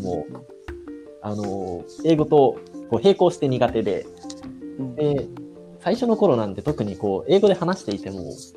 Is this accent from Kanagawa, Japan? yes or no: yes; Yokosuka, Kanagawa, Japan; 僕の実家がある市があの神奈川県の横須賀市っていうところなんですけど